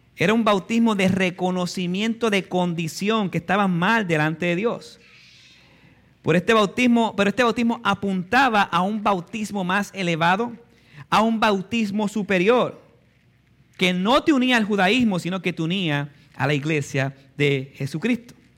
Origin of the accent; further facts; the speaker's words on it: Puerto Rico; nacimos en Puerto Rico